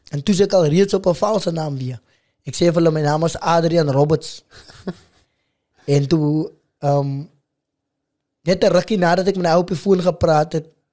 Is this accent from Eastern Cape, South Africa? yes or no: no; Macassar, Western Cape, South Africa; also born or lived in Stellenbosch; waar ek groot geword het in Makassa